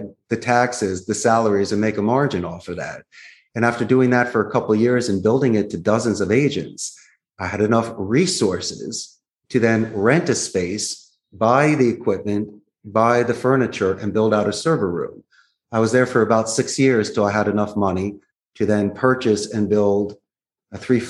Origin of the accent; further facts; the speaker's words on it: Philadelphia, Pennsylvania, United States; moved away as an adult; now in Costa Rica; I'm not from Costa Rica. I'm from Philadelphia.